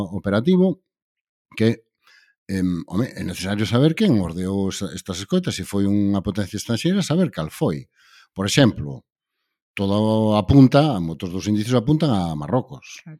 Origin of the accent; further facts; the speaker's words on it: Galicia, Spain; como galegos